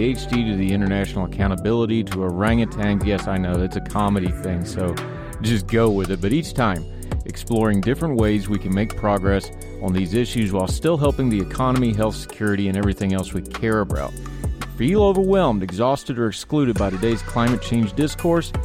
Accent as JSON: {"language": "English", "region": "West Virginia", "country": "United States", "tie": "born or raised there", "moved": "yes", "said": "I'm from West Virginia"}